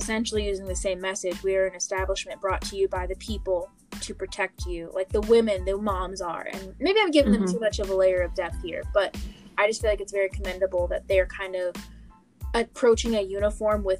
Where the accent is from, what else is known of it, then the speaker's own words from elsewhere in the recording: Blacksburg, Virginia, United States; I grew up in Blacksburg, Virginia